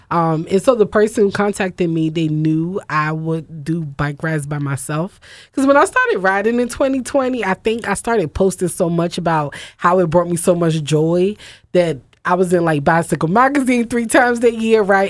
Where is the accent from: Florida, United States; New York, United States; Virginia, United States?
Virginia, United States; moved away as an adult; now in Philadelphia, United States; I grew up riding bikes in Virginia